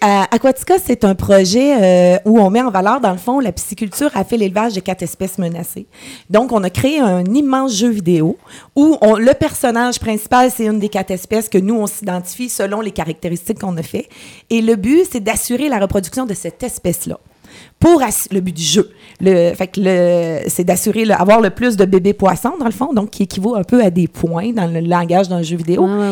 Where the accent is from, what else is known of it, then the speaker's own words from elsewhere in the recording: Coaticook region, Quebec, Canada; je suis revenue de Québec ici